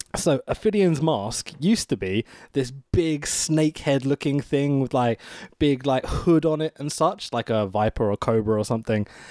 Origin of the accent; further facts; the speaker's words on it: United Kingdom; as a Brit here